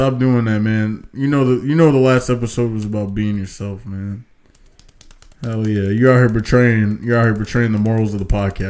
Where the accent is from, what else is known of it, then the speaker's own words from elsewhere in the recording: the Buffalo area, New York, United States; No, I'm not from Buffalo, but I'm from the area.